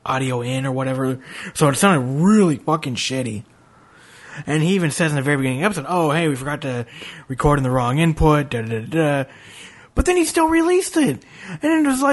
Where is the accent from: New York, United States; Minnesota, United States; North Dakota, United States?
Minnesota, United States; Minneapolis; now in North Carolina, United States; I'm from Minneapolis originally.